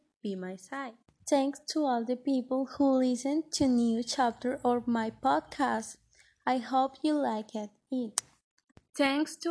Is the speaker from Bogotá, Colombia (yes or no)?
no; Barranquilla, Atlántico, Colombia; I am from Colombia, exactly from Barranquilla